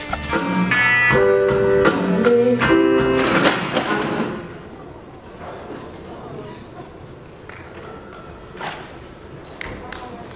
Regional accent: Minnesota, United States; I'm born and raised in Minnesota

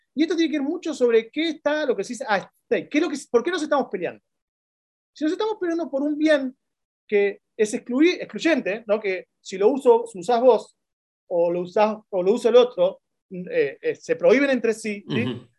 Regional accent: Argentina; moved away as an adult; now in Chile; como argentino

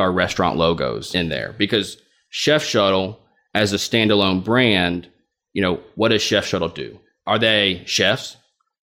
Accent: Little Rock, Arkansas, United States; moved away as an adult; also born or lived in New York City; now in Little Rock, United States; my hometown of Little Rock

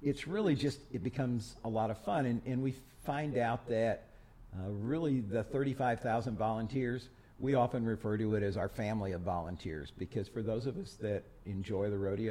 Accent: Iowa, United States; moved away as an adult; now in Houston, United States; I grew up in Iowa, went to college in Iowa, and then had a job waiting for me in Houston.

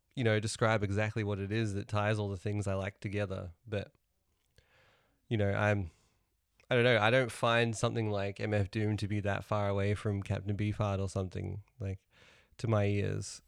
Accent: New Zealand; moved away; also born or lived in Melbourne, Australia; Growing up in New Zealand, they, at school assembly

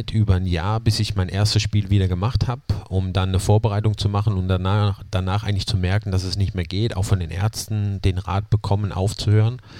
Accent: Zweibrücken, Rhineland-Palatinate, Germany; born there; accent: Palatine; Ja, mein, mein Dialekt, der kommt natürlich immer wieder durch

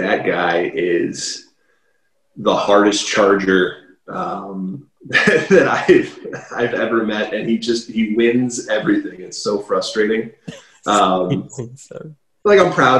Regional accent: Cleveland, Akron, Northeast Ohio, United States; moved away; Originally, I'm from the Northeast Ohio area, Cleveland, Akron

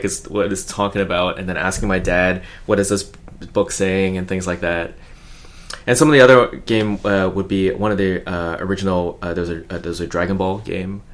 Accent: Hong Kong; I grew up in Hong Kong.

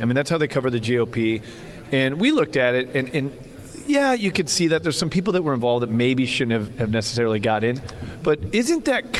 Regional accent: Midwest, United States; moved away as an adult; now in San Diego, United States; Hey, look, I'm born from the Midwest. I'm from the middle of this country. So my American dream is being raised in the Midwest with a great family and have the opportunity as an entrepreneur to make my way to San Diego and live out my American dream.

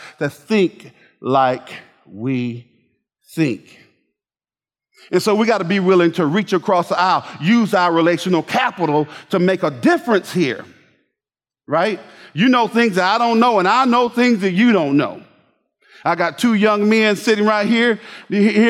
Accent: Bainbridge, Georgia, United States; I grew up in Bainbridge, Georgia.

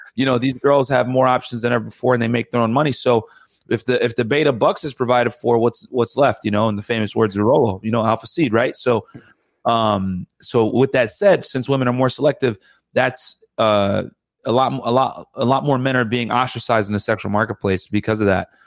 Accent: Connecticut, United States; My parents are from Sudan, and and uh, I grew up in Connecticut.

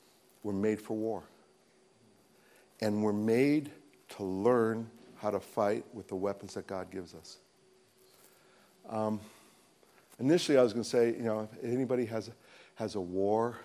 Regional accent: United States; I'm an American

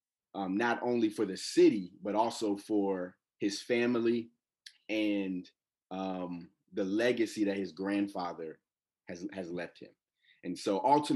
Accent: Atlanta, Georgia, United States; I'm from Atlanta, Georgia

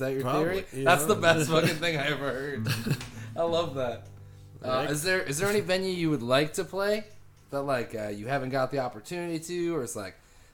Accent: United States; as an American

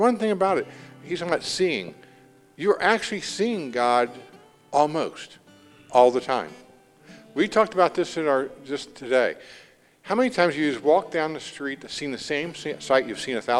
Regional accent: Indiana, United States; we're from Indiana. I'm from Indiana

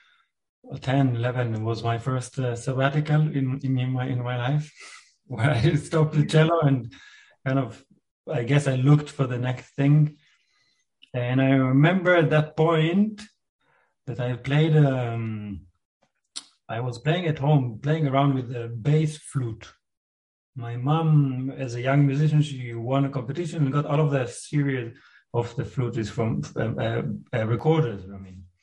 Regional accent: Rehovot, Central District, Israel; a conservatory in Rehovot, where I was born in Israel.

